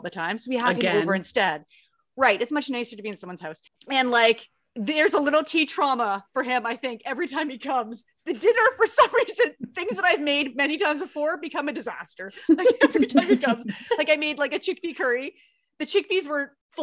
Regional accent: Canada; I'm Canadian.

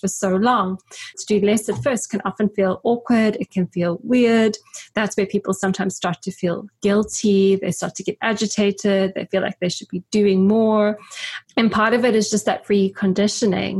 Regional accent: Grahamstown, Eastern Cape, South Africa; moved away; in Grahamstown where I grew up

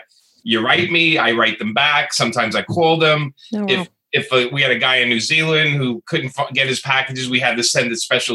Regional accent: New York City, New York, United States; being a kid from Brooklyn, growing up in Brooklyn

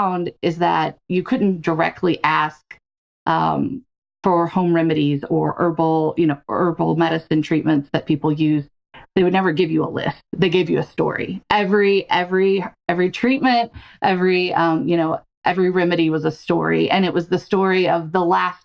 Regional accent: Smackover, Arkansas, United States; I'm from Arkansas. I grew up in a small town called Smackover

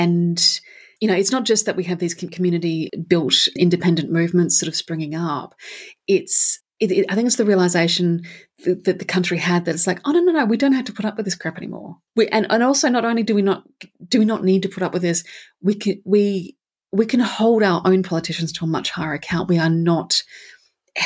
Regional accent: Perth, Western Australia, Australia; I used to live in Curtin. I grew up in Curtin.

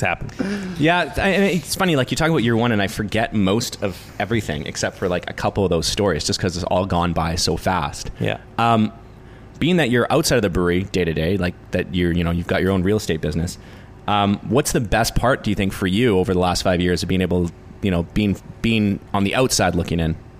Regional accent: New Westminster, British Columbia, Canada

